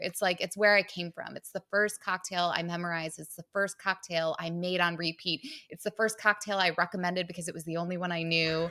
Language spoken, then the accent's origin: English; Michigan, United States; now in Manhattan, United States; I'm from Michigan